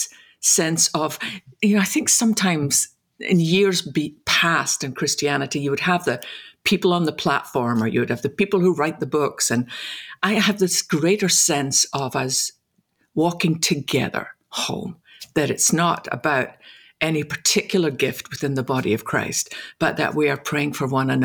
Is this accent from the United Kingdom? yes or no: yes; Scotland, United Kingdom; Growing up in Scotland